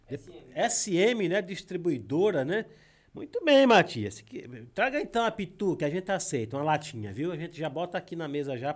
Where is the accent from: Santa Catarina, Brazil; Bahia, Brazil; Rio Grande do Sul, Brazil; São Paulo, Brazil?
Bahia, Brazil; IAPI; also born or lived in Paulo Afonso, Bahia; Eu saí do Iapi, fui só nascer em Paulo Afonso e voltei para lá.